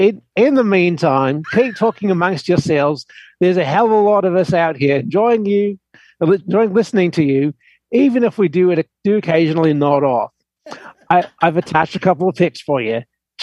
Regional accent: New Zealand; I grew up in New Zealand. My first bike was a 1950-ish Matchless 500 single.

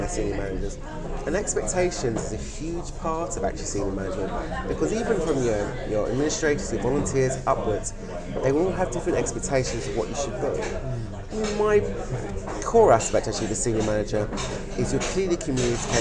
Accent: United Kingdom; as British people

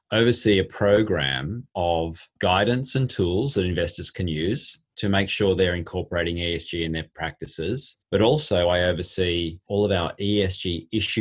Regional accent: Australia; moved away as an adult; now in London, United Kingdom; I am indeed an Australian and spent most of my professional life in Australia

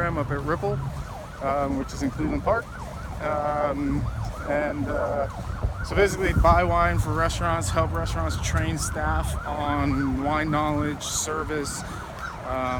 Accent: Netherlands; moved away; I'm from the Netherlands.

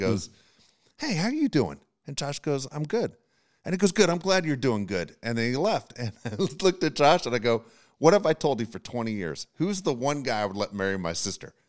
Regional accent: Nashville, Tennessee, United States; also born or lived in Los Angeles; When I was a kid, I moved from Los Angeles to Nashville, Tennessee

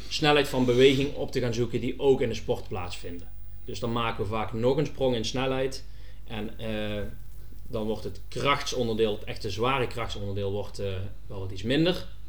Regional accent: North Brabant, Netherlands; ik blijf toch een Brabander, dus eh, een hapje en een drankje en carnaval, dat zit wel in het bloed

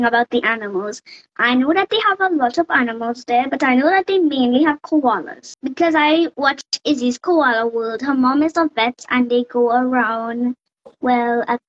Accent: Trinidad & Tobago; I am from Trinidad and Tobago. That's a country in the Caribbean

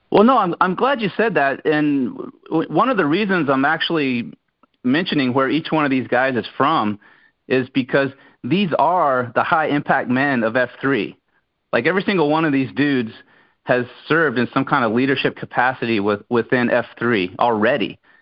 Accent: Brunswick County, North Carolina, United States; where I grew up in Brunswick County, North Carolina

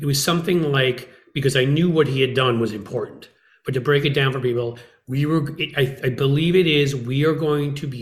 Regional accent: United States; I'm an American

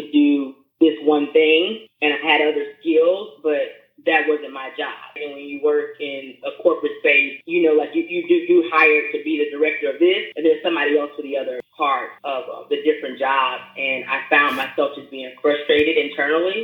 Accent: Memphis, Tennessee, United States; now in Daytona Beach, United States; I am originally from Memphis, Tennessee. I currently reside in Daytona Beach, Florida

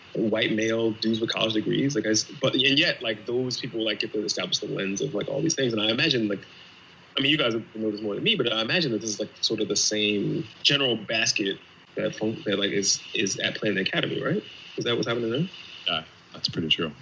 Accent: Pennsylvania, United States; I'm from Pennsylvania

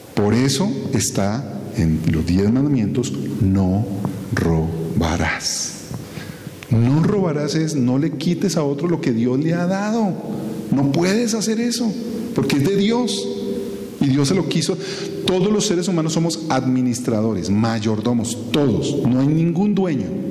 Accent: Colombia; como ciudadanos colombianos

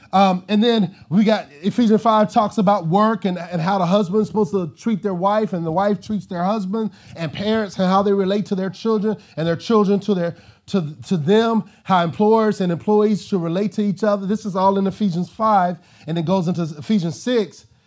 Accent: Arkansas, United States; moved away; I'm from Arkansas

